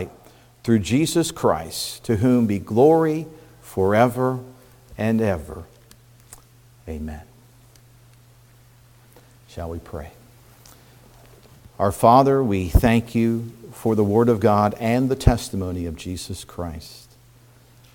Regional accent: Indiana, United States; now in Pennsylvania, United States; growing up in Indiana, country boy, farm boy that I was to an extent

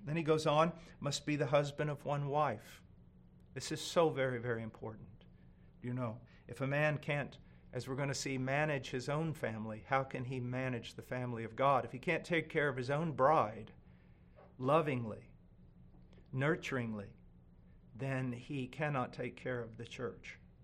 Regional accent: United States; I'm an American

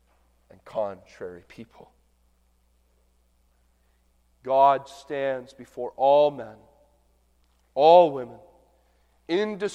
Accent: southern Ontario, Canada; now in Michigan, United States; growing up in southern Ontario

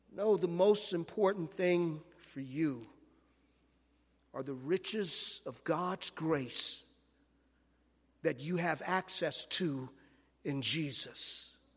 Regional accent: Los Angeles, California, United States; I grew up in South Central Los Angeles

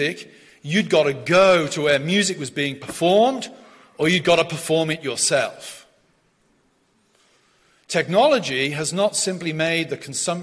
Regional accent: South West England, United Kingdom; moved away as an adult; I'm from the West Country of England.

